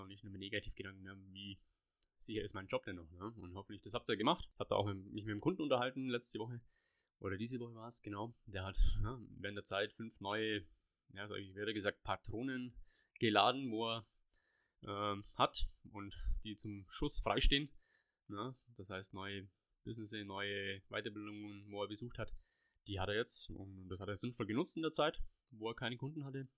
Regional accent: Allgäu, Bavaria, Germany; bei uns im Allgäu, gibt es auch ein paar schöne Plätzchen. Vom Bodensee bis, bis hoch nach Kempten und, und also da gibt es genug zum Sehen und zu erkunden, selbst wo ich noch nicht war, obwohl ich schon 35 Jahre hier wohne

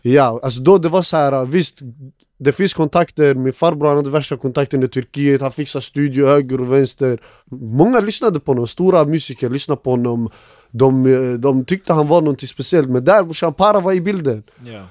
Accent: Västerås, Västmanland, Sweden; jag är uppväxt i Råby

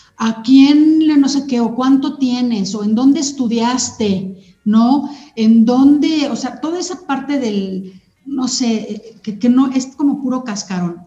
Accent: Sonora, Mexico; moved away; yo crecí en Sonora, en una cultura muy directa de hablar las verdades de la gente

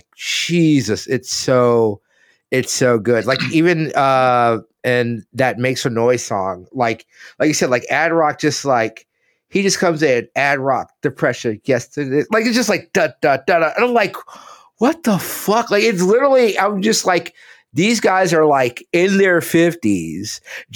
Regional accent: Gulf Coast, United States; growing up in the Gulf, like being in high school in the Gulf Coast around this time

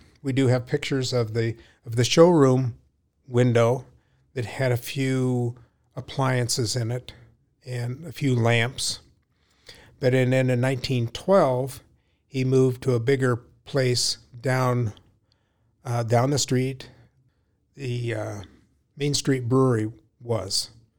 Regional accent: Ames, Iowa, United States; I grew up in Ames. I was born here.

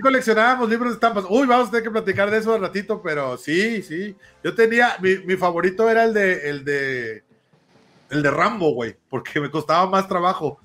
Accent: Oaxaca, Mexico; now in Saltillo, Mexico; yo soy de Oaxaca y vivo en Saltillo

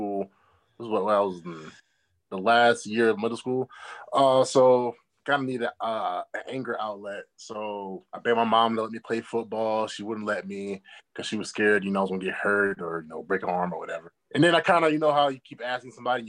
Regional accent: Havelock, North Carolina, United States; now in Charlottesville, United States; born and raised in Havelock, North Carolina, man, or Cherry Point, I guess you can say

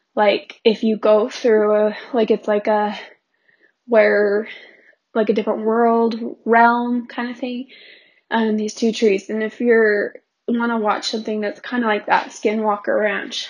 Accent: Pleasant Grove, Utah, United States; I grew up in Pleasant Grove, Utah

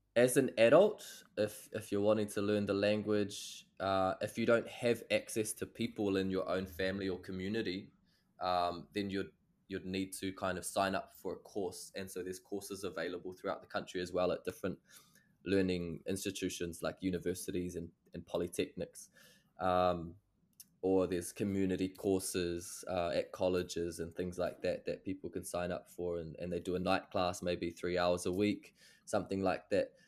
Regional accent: New Zealand

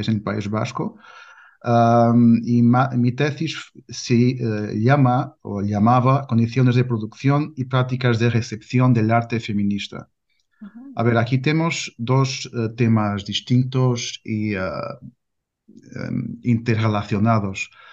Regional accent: Portugal; Spanish is a second language; also born or lived in Porto; soy eh, portugués, vivo en Porto

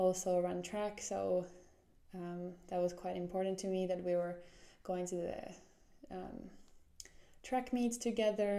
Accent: Jyväskylä, Central Finland, Finland; moved away as an adult; also born or lived in Somero, Finland / Seattle, United States / Atlanta, United States; now in Helsinki, Finland; We went to the middle part of Finland, a city called Jyväskylä, and that's where we settled in. And yeah, that's kind of where I grew up.

